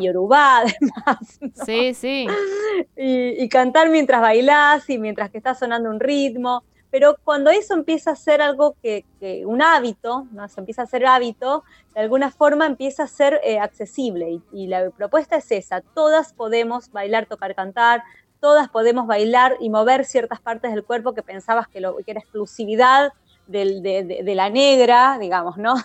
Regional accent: Rosario, Santa Fe, Argentina; nueve meninas de Rosario

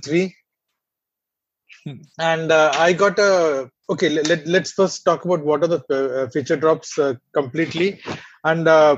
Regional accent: India; accent: Indian; my Indian accent

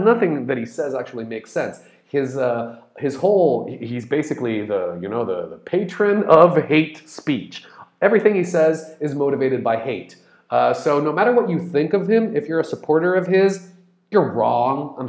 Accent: Brazil; I'm Brazilian, I'm in Brazil.

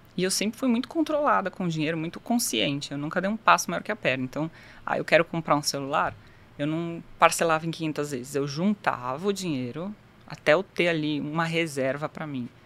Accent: São Paulo, Brazil; moved away as an adult; also born or lived in Japan; Eu sou de São Paulo, capital, nascida e criada, vida toda ali praticamente, até os 18 anos.

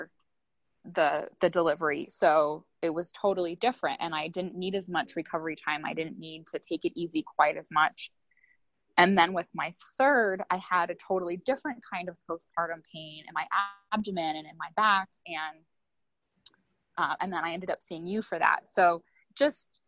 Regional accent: United States; growing up in the United States

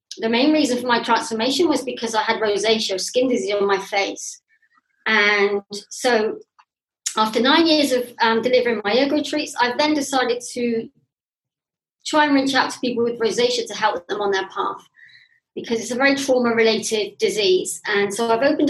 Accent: England, United Kingdom; moved away as an adult; also born or lived in Bath; now in Turkey; I'm English, living in Turkey

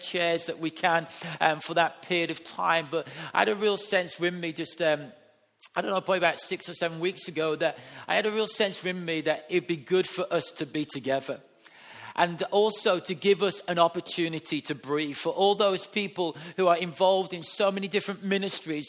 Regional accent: England, United Kingdom; as a white man, as an English man today

